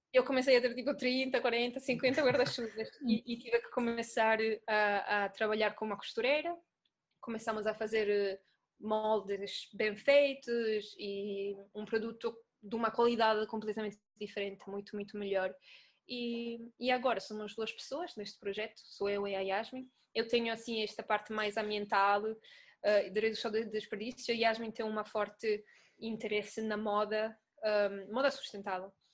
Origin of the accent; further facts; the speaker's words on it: Italy; Portuguese is a second language; moved away as an adult; now in Lisbon, Portugal; eu sou italiana, não sei se estão a ouvir o sotaque. Ah, mas mudei-me para Lisboa em dois mil e dezessete